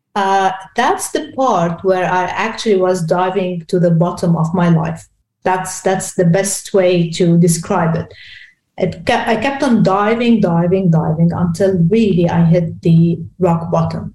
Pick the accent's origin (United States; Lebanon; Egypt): Lebanon; Beirut, Beirut Governorate; English is a second language; I'm from Lebanon. I was born in Lebanon, in Beirut. So Beirut is B city is my city